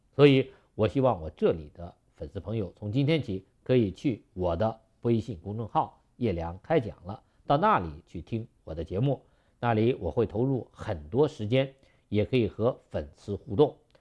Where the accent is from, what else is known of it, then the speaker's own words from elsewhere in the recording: China; 我们中国人过去没有那么多的肉和油